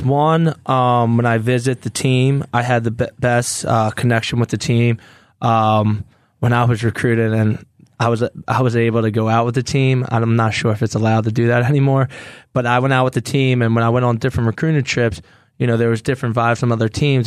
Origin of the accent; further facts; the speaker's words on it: Philadelphia, Pennsylvania, United States; to play in my hometown